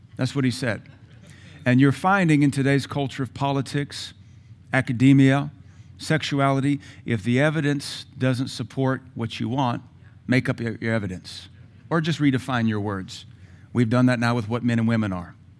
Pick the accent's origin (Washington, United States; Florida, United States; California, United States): Washington, United States; Seattle; I grew up in Seattle